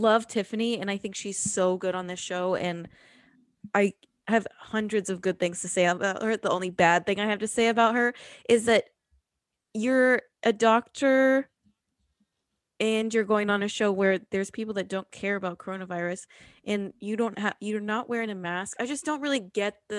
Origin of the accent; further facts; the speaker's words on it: outside of Dallas, Texas, United States; we grew up outside of Dallas